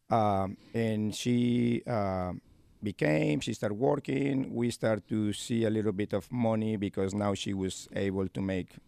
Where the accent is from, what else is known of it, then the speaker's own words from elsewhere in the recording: Córdoba, Argentina; English is a second language; now in Lexington, United States; Well, uh, I am from Cordoba. Cordoba is my hometown, my state.